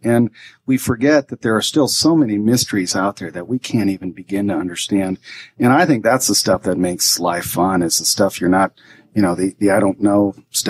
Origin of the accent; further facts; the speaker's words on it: India; Well, we grew up in India, and but really, some of the music was the same